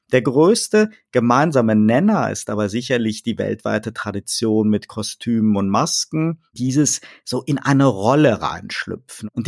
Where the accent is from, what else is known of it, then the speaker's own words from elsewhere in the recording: North Rhine-Westphalia, Germany; Karneval, lassen Sie sich das von mir als Rheinländer sagen, ist weit mehr als Ballermann und Après-Ski.